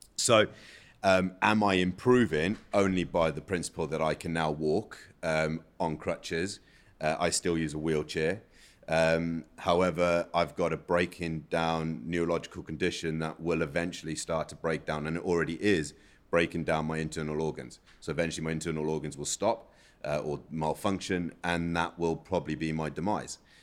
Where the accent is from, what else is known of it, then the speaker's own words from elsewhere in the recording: South Africa; now in United Kingdom; I'm from South Africa, where we don't have a public transport.